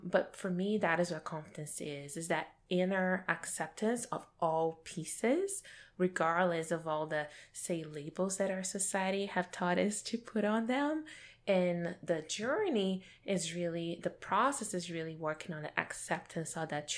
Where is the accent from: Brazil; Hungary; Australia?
Brazil; my growing up in Brazil